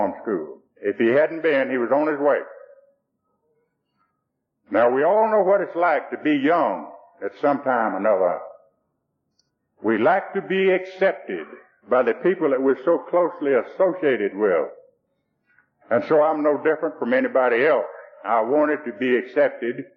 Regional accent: Rockdale County, Georgia, United States; born over here in Rockdale County, and that's where I live today. And my old daddy was a sharecropper and a moonshiner. And I guess we were about the poorest folks who were in Rockdale County

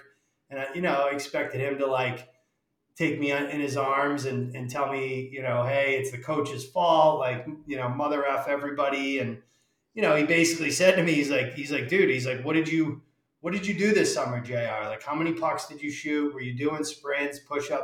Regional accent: Worcester, Massachusetts, United States; I'm from central Massachusetts, the Worcester area

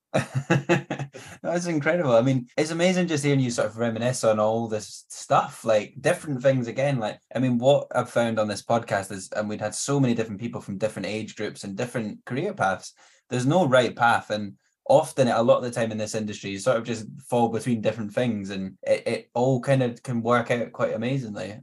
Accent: Fife, Scotland, United Kingdom; also born or lived in Edinburgh; now in Glasgow, United Kingdom; I lived in Edinburgh for nine years. I'm from Fife in Scotland. I now live in Glasgow, but like I obviously as a Scottish person

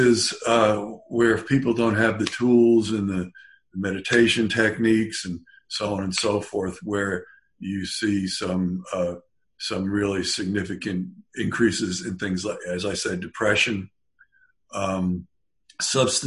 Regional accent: California, United States; I'm from California. I haven't been there in 5 months

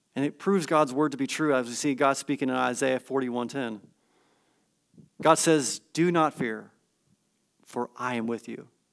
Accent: California, United States; I grew up in Cin-, California, spent several years in Northern California in the midst of the redwood trees

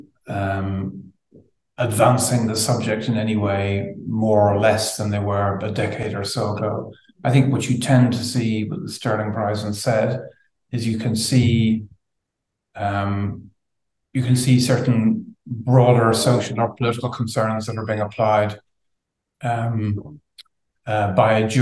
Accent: Ireland; now in London, United Kingdom; I was brought up in Southern Ireland, but my family are from Northern Ireland

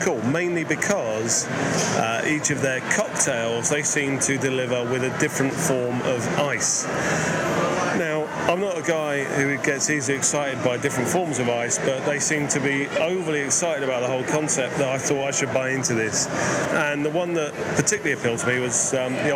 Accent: England, United Kingdom; as an Englishman

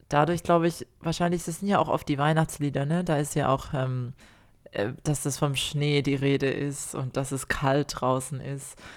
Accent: Germany; born or raised there; now in Australia

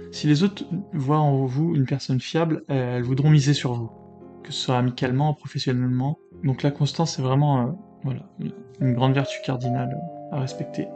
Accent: France; je suis né en France, patrie des Lumières

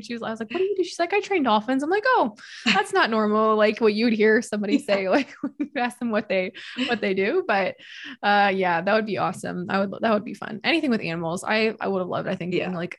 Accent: Missouri, United States; I'm actually from Missouri, so I actually grew up going to the Lake of the Ozarks

